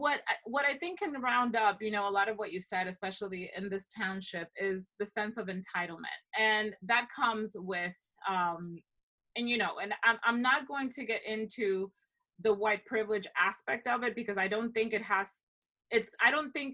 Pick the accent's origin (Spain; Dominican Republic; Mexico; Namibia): Dominican Republic; moved away as an adult; also born or lived in Ohio, United States; now in United States; growing up in the Dominican Republic for, you know, a better part of my life